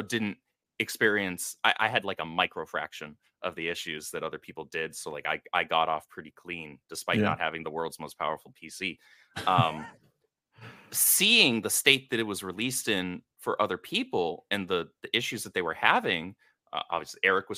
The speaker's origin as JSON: {"language": "English", "region": "California", "country": "United States", "tie": "born or raised there", "said": "And I grew up in the Bay Area, California, for like 22 years."}